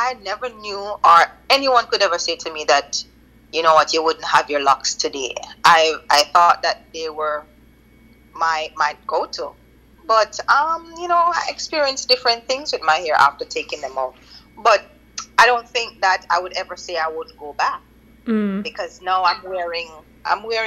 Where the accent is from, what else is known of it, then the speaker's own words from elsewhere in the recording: Jamaica; as a Jamaican